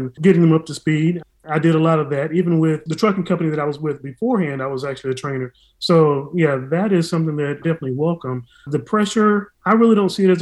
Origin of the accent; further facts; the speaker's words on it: Texas, United States; now in Atlanta, United States; I'm from Texas